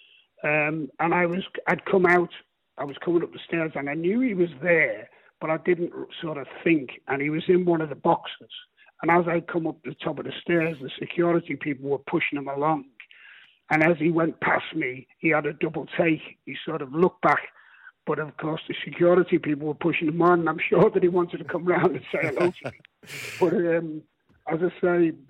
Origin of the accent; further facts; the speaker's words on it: Liverpool, North West England, United Kingdom; moved away; also born or lived in Midlands; I was born in Liverpool, and I was an Everton supporter as a youngster.